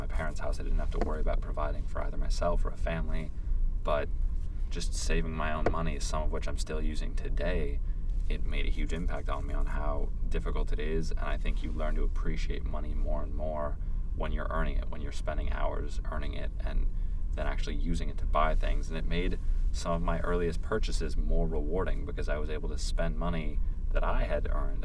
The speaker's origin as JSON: {"language": "English", "country": "United States", "said": "I'm an American, I'll always be an American"}